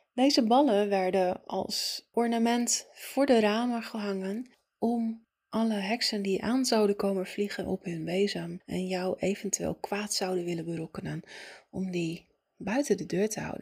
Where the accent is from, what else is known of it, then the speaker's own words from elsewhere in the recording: Italy; moved away; ik ben opgegroeid in Italië